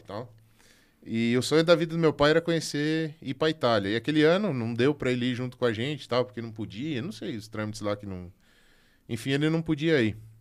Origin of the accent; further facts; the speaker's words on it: Concórdia, Santa Catarina, Brazil; lá da minha cidade, lá de Concórdia